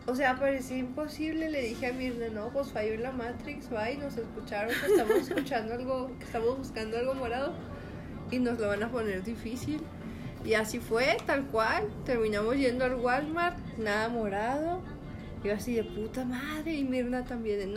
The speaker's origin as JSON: {"language": "Spanish", "country": "Mexico", "tie": "born or raised there", "said": "crecimos en Macholandia, o sea, México."}